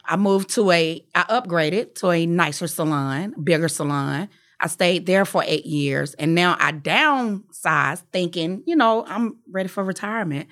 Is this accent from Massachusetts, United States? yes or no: no; Atlanta, Georgia, United States; I was from Atlanta